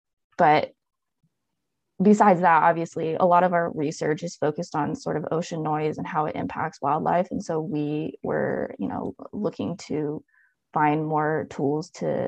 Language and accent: English; Oregon, United States; moved away as an adult; also born or lived in Florida / San Francisco; I'm originally from Oregon and did my bachelor's of science at Oregon State University.